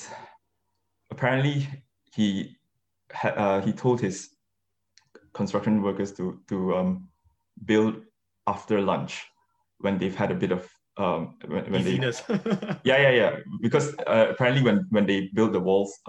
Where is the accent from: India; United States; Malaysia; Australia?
Malaysia; moved away as an adult; also born or lived in Kuala Lumpur; now in London, United Kingdom; I grew up in Malaysia and did A levels there, and then came here for undergrad